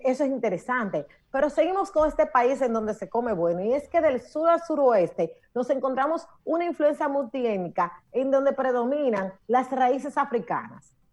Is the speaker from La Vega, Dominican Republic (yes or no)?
no; Monte Plata, Dominican Republic; Monte Plata, mi amor, en mi tierra bella preciosa.